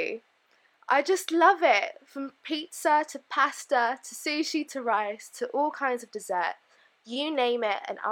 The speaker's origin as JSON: {"language": "English", "region": "London", "country": "United Kingdom", "also_born_or_lived": "Bordeaux, France", "said": "I'm from Northwest London"}